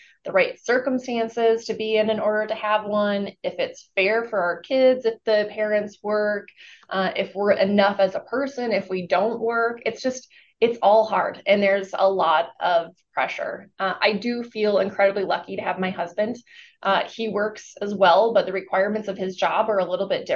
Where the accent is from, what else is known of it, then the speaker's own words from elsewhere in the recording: Minnesota, United States; Although I am from Minnesota and we are known to be very Minnesota nice